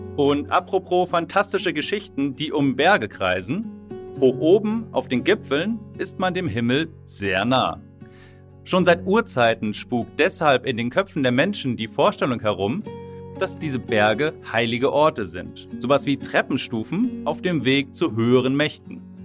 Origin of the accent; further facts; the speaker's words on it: Schleswig-Holstein, Germany; Da wo ich herkomme, aus Schleswig-Holstein